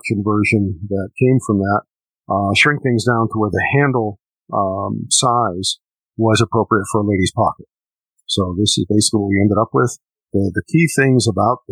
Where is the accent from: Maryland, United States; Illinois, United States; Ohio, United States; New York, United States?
Illinois, United States; Chicago; moved away; I'm from Chicago originally, still have family back there